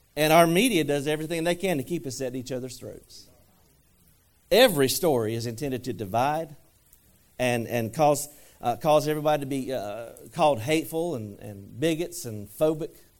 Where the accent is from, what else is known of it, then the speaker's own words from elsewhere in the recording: United States; I'm American